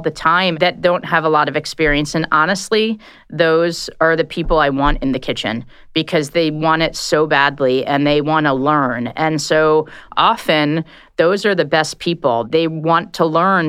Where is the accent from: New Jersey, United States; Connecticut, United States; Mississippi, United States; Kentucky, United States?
Connecticut, United States; also born or lived in Washington, District of Columbia, United States / New York / Italy; now in Chicago, United States; I grew up in Connecticut